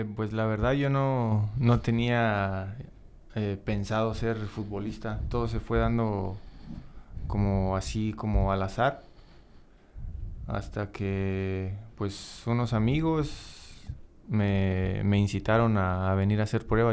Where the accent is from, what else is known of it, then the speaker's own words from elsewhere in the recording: Romita, Guanajuato, Mexico; yo, yo, soy, soy de Romita